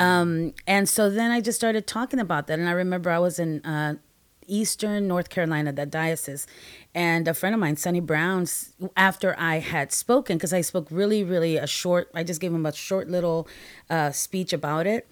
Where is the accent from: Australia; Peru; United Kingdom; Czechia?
Peru; also born or lived in Guatemala; now in United States; I'm a Latina, I'm an immigrant from Peru, I lived in Peru, Guatemala, and then we came to the States